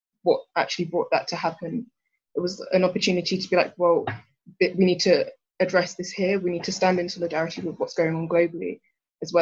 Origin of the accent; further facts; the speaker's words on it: Hertfordshire, East of England, United Kingdom; I'm also 18 from Hertfordshire